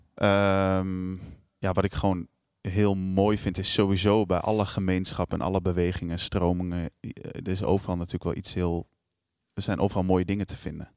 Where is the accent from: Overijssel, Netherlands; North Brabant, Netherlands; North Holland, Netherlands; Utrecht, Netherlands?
Overijssel, Netherlands; Almelo; Ik kom uit Almelo. Eh, ik ben geboren in, eh, in, in, eh, in zo'n flatje